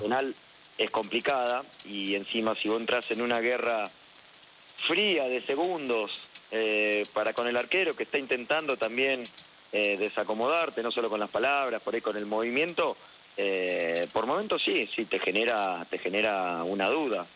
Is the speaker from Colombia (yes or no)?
no; Argentina; como argentino festejé